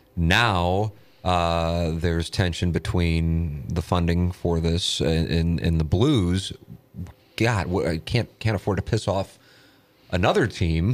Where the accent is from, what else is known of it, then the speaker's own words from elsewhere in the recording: St. Louis, Missouri, United States; I grew up on Tam Avenue